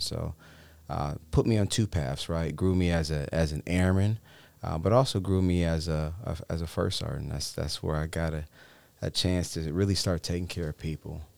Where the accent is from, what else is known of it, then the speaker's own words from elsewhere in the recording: Cleveland Heights, Ohio, United States; moved away as an adult; born and raised in Cleveland Heights, Ohio